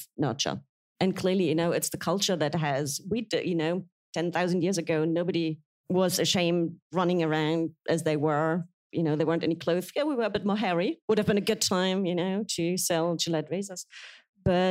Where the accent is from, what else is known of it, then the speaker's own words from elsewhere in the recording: Berlin, Germany; English is a second language; moved away as an adult; now in United Kingdom; I'm not only am I German, I'm East German. I grew up in East Berlin when the wall was still up